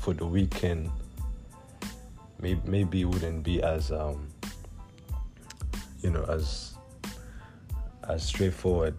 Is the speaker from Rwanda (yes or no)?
yes; Rwanda; first language Kinyarwanda; English is a second language; I'm Rwandan